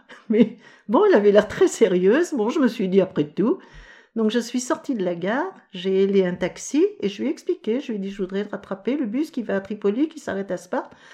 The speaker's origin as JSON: {"language": "French", "town": "Paris", "region": "Île-de-France", "country": "France", "said": "Je viens de Paris"}